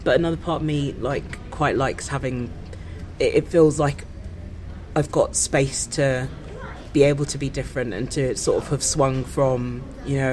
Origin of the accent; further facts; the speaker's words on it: Kent, South East England, United Kingdom; also born or lived in Brixton, London; I grew up in Kent.